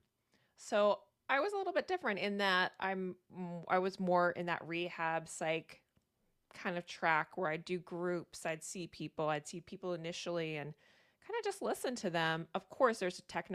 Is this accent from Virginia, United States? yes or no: yes; Virginia, United States; moved away as an adult; now in Maine, United States; I'm from Virginia originally though, so I am a Southern girl